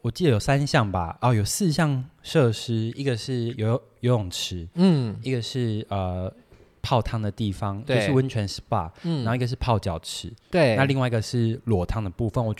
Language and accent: Chinese; Tainan, Taiwan; 小时候像我台南人，怎么还会想在饭店里吃鱼肚汤、牛肉汤？